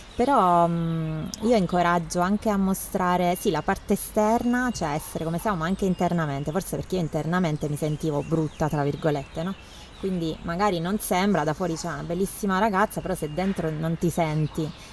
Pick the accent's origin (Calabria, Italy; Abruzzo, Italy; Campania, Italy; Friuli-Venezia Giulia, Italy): Abruzzo, Italy; Teramo; sono nata a Teramo